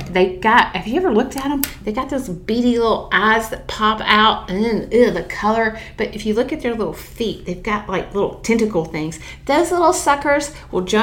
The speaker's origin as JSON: {"language": "English", "region": "the South", "country": "United States", "said": "I'm from the South"}